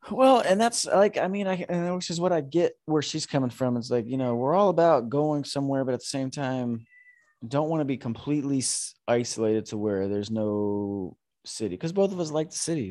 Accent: Florida, United States; moved away as an adult; also born or lived in New York; now in Sacramento, United States; we grew up in Point Siena, Florida

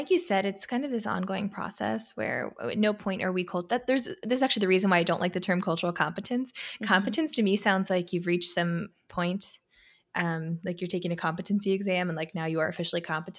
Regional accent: Pennsylvania, United States; I grew up in Pennsylvania in this awesome little small town, super community oriented, but it was not particularly diverse in any way.

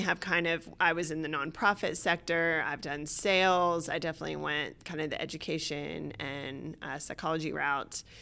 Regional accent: Atlanta, Georgia, United States; moved away as an adult; also born or lived in Boston / Australia; I was born and raised in Atlanta

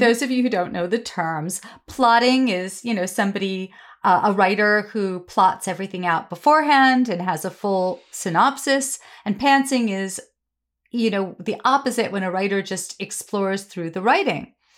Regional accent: New York City, New York, United States; I grew up on the Upper West Side in the seventies

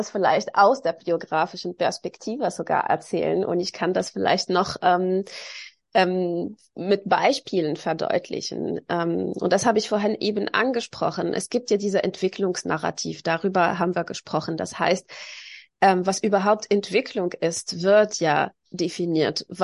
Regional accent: Tunis, Tunis Governorate, Tunisia; born there; Auch 500 Meter vom Strand war ich geboren in Tunesien in der Hauptstadt.

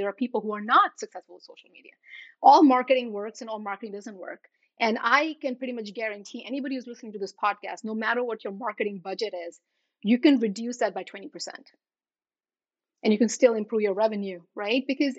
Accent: India; when I'm looking at my photos of me growing up in India, I am not smiling big or laughing loud.

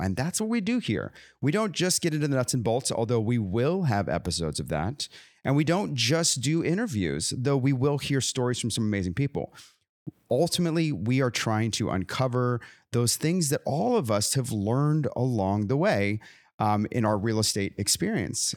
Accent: California, United States; moved away; I grew up in California.

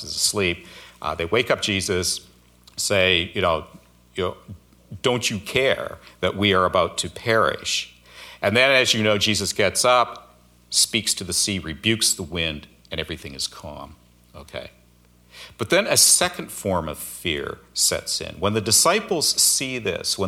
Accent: Alberta, Canada; moved away as an adult; also born or lived in Seattle area, United States; now in Seattle, United States; I grew up in Alberta, so I'm kind of used to cold winters, but the last few decades I've been in the Seattle area

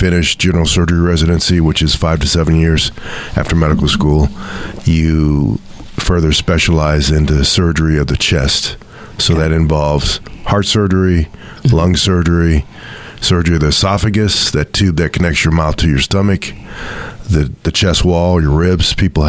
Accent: Houston, Texas, United States; also born or lived in Beaumont, Texas / Austin, Texas; now in Texarkana, United States; I'm a native Texan. I grew up in Houston.

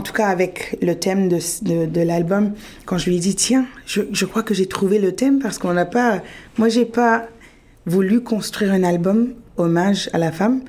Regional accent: Sudbury, Ontario, Canada; moved away as an adult; also born or lived in France / Peru (ancestry); j'ai grandi, je suis née, j'ai grandi à Sudbury.

